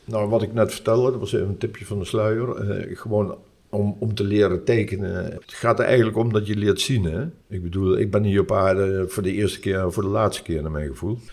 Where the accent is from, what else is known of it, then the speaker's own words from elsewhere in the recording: Nijmegen, Gelderland, Netherlands; moved away as an adult; now in Curaçao; ik ben Nijmegenaar.